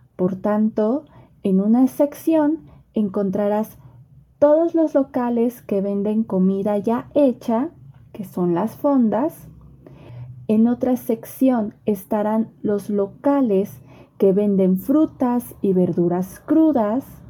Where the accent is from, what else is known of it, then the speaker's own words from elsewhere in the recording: Mexico; yo como mexicana